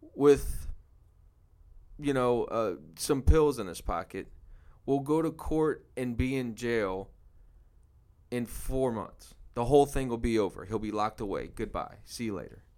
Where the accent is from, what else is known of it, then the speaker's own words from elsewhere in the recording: New Orleans, Louisiana, United States; moved away as an adult; now in Houston, United States; I'm from New Orleans, Louisiana. Came to Houston about seven years ago